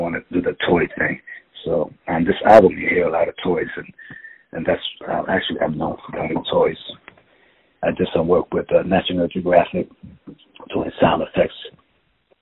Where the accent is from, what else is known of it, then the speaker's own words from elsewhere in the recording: New York City, New York, United States; I'm from the Bronx